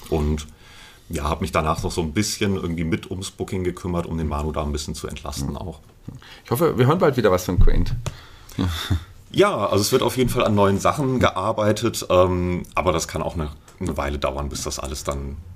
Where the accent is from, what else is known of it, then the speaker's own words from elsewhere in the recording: Fulda, Hesse, Germany; Genau, ja. Ich bin das ganze, fast das ganze Leben hier